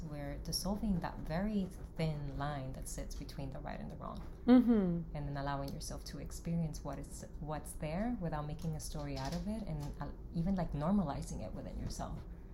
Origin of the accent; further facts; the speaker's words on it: Dominican Republic; now in New York, United States; I was born in Dominican Republic